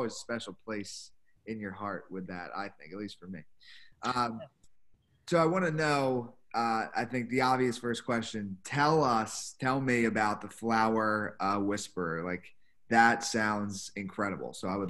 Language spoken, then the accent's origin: English; Philadelphia, Pennsylvania, United States; moved away as an adult; also born or lived in Encinitas, California; now in Miami, United States; I've lived in Encinitas for 3 years and 3 years now in Miami. So all very warm and tropic. And I'm originally from Philadelphia